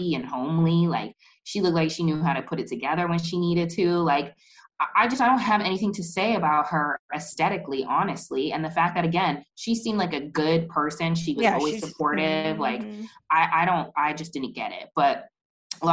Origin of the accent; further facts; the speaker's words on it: United States; growing up in the United States